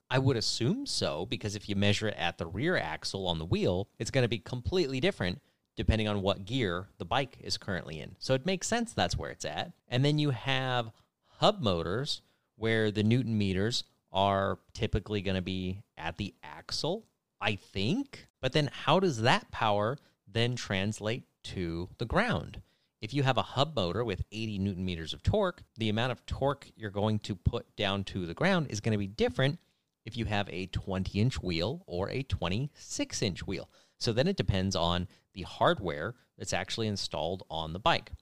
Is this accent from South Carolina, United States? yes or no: no; California, United States; born or raised there